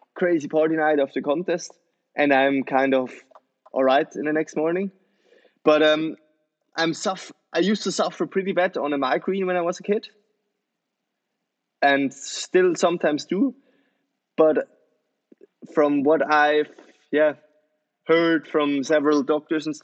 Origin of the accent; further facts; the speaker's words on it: Switzerland; I'm born and raised in Switzerland